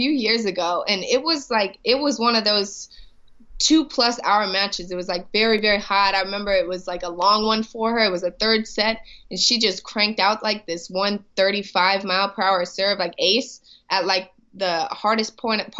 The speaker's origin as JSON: {"language": "English", "town": "St. Louis", "region": "Missouri", "country": "United States", "tie": "born or raised there", "said": "growing up in St. Louis"}